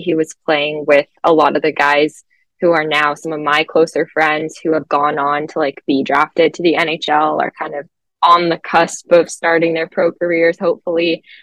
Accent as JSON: {"language": "English", "area": "just outside of Toronto", "region": "Ontario", "country": "Canada", "accent": "Canadian", "moved": "as an adult", "lives_now": "Boston, United States", "said": "just outside of Toronto, so used to the cold"}